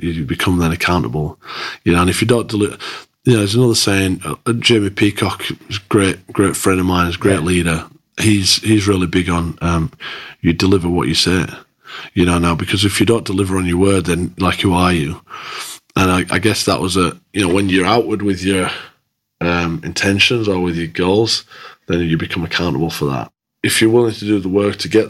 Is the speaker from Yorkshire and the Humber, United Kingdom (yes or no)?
yes; Dewsbury, Yorkshire and the Humber, United Kingdom; moved away as an adult; also born or lived in Australia; I'm a kid from Dewsbury